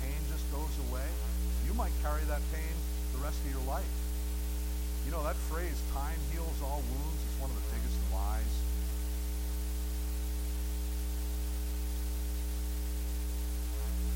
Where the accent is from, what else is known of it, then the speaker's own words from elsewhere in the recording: New Jersey, United States; moved away; also born or lived in Massachusetts; I grew up in New Jersey and graduated to Massachusetts.